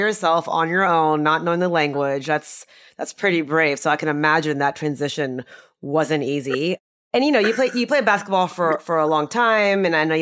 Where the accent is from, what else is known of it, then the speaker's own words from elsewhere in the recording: Texas, United States; I was born and raised here in Texas